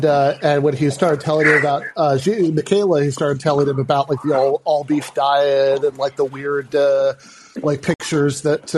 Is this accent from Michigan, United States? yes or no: yes; Michigan, United States; now in Atlanta, United States; I grew up again in Michigan